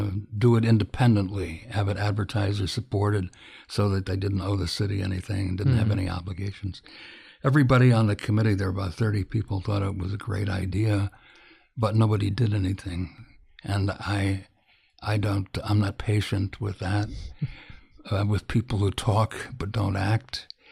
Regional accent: Illinois, United States; moved away as an adult; I'm from the Midwest, was born in Illinois about 1,000 years ago, and spent and left the absolute minute that I could get out.

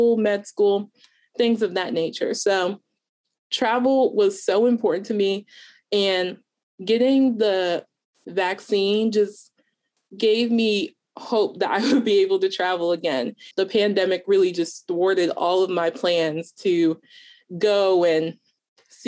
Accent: Delaware, United States; I am a freshman college student, going to be a sophomore in the fall, and I am from Delaware

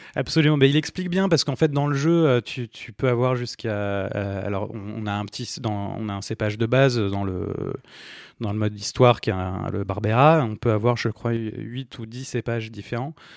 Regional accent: France; en tant que Français

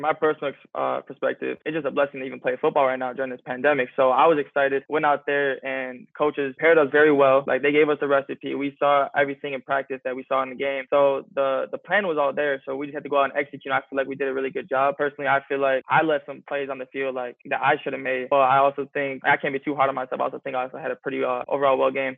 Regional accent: 40 minutes from Eastern Michigan, United States; It's 40 minutes from my hometown

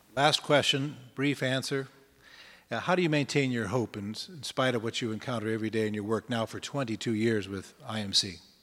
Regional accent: Minnesota, United States; speaking as a Minnesotan

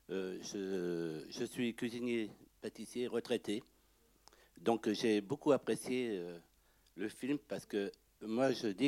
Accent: Lyon, Auvergne-Rhône-Alpes, France; Je suis originaire de Lyon, j'ai travaillé à Lyon.

